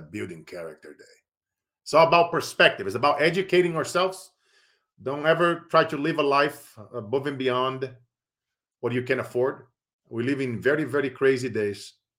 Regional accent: Brazil; now in Silicon Valley, United States; I grew up in Brazil

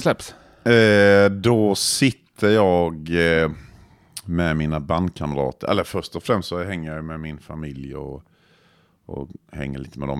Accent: Croatia; Swedish is a second language; now in Växjö, Sweden; jag kommer från Kroatien i grund och botten.

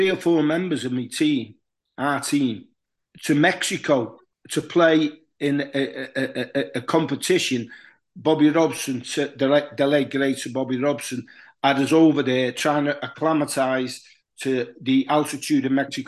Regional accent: Huyton, North West England, United Kingdom; also born or lived in Liverpool; a kid who was brought up in Highton, which is just outside Liverpool. I was born in Liverpool.

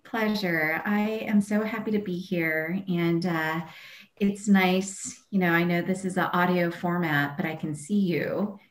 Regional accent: Culver City, California, United States; I grew up um, in Los Angeles, and I grew up in Culver City

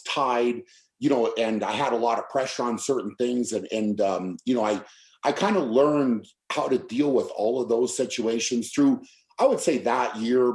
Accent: United States; being an American

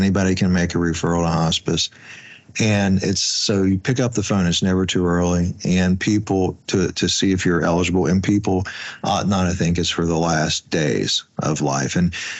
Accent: West Virginia, United States; now in Washington, D.C., United States; when I came and moved from West Virginia to Washington, D.C., in working in calls marketing, I had met some folks also from West Virginia who worked in hospice care.

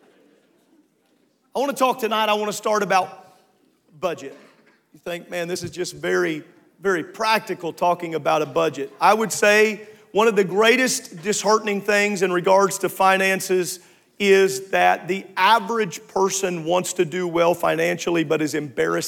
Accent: United States; as an American

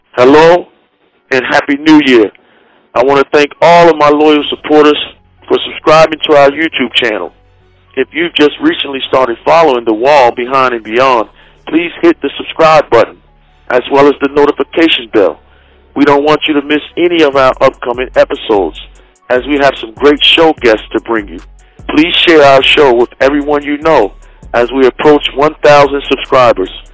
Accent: Maryland, United States; I'm from Maryland

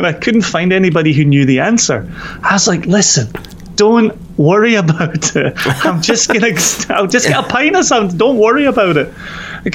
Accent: Scotland, United Kingdom; now in Virginia, United States; we're Scottish

